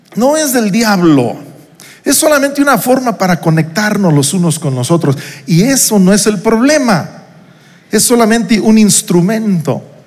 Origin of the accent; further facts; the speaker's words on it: Uruapan, Michoacán, Mexico; moved away as an adult; also born or lived in New York; Yo salí de Uruapan, Michoacán, donde crecí, donde pasé mi infancia.